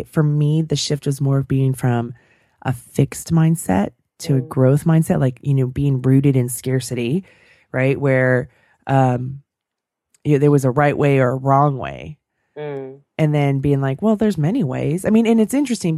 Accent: San Francisco Bay Area, California, United States; growing up in the Bay Area, the San Francisco Bay Area

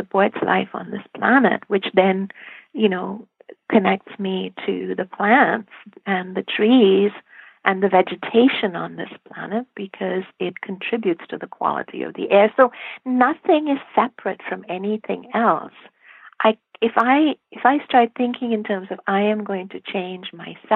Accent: India; I grew up in India

